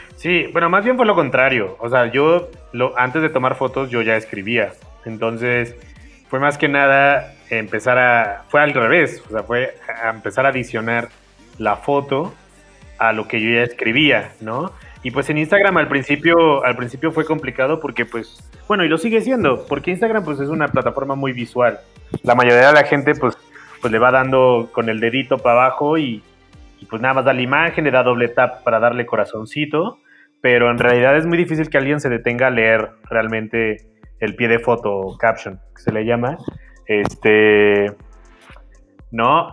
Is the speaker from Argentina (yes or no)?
no; Xalapa, Veracruz, Mexico; moved away as an adult; also born or lived in Coatepec, Veracruz / Italy; now in Mexico City, Mexico; yo soy de Jalapa, Veracruz.